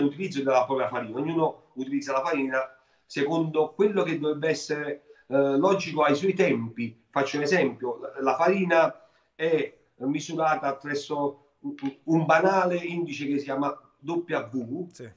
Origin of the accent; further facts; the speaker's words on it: Naples, Campania, Italy; io napoletano